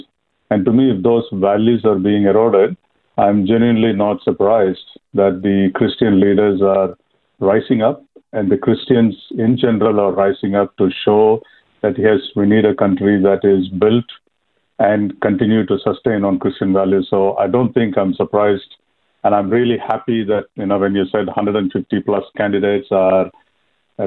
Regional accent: India; moved away as an adult; now in Australia; I'm from India, so born for Hindu parents. I came to Australia in 92

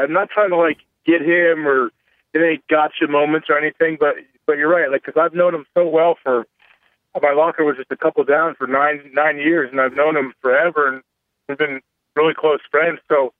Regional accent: Ohio, United States; I'm from Ohio, so I appreciate them to bring me in even for a year.

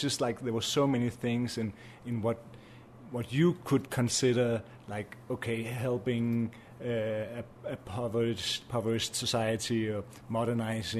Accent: Greenland; now in Copenhagen, Denmark; I'm a producer from Greenland, based in Copenhagen at the moment

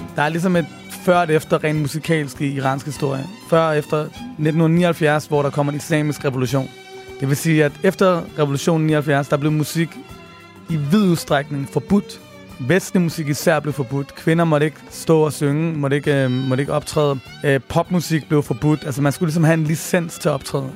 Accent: Denmark; født og opvokset i Danmark

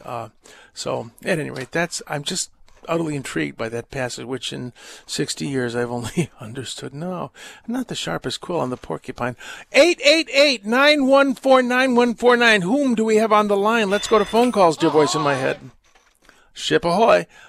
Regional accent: United States; I'm American and my parents were born here, but uh, I speak German badly and I'm ethnically German

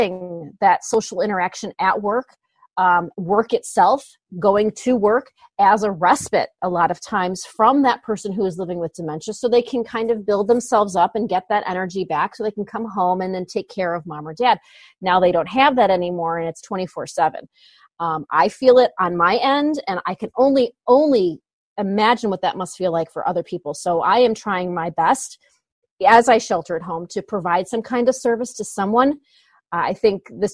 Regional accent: Northwest Indiana, United States; We're from Northwest Indiana

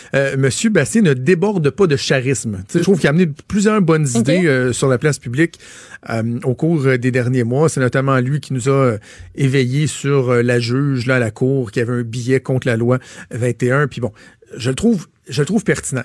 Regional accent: Quebec, Canada

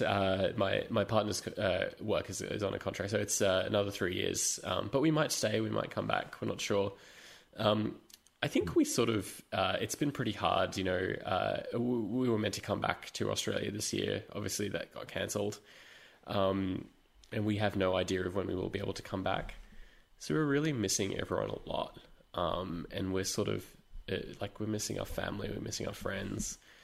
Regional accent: London, United Kingdom; moved away; I was born in London

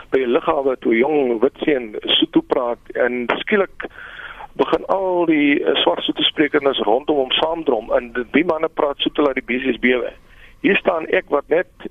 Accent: South Africa; first language Afrikaans; Ek het daar op plattelandse plekke groot geword, ver van die groot stede af. My eerste taal wat ek aangehoor het was my ma wat met my in Afrikaans

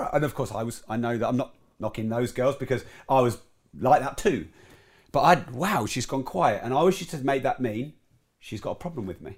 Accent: Peterborough, East of England, United Kingdom; I was raised in Peterborough

